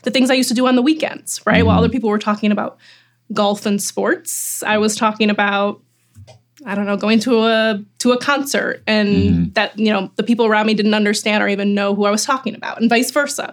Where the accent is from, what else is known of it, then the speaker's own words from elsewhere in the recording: Chicago, Illinois, United States; someone who grew up in Chicago in Rogers Park